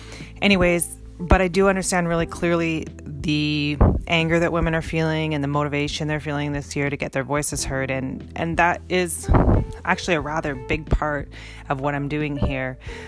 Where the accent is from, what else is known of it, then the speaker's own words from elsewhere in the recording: Canada; now in United States; I can't vote because I'm Canadian. I can't vote here in the States